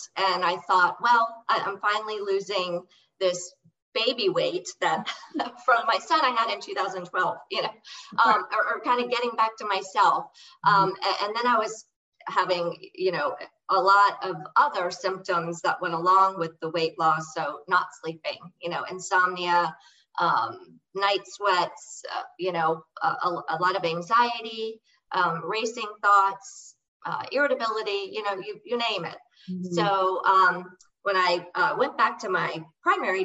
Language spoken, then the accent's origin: English; St. Petersburg, Florida, United States; Born and raised in St. Pete